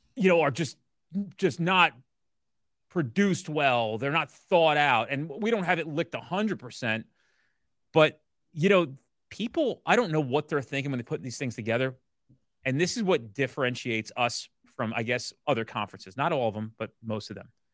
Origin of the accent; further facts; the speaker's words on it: New Jersey, United States; I'm from Jersey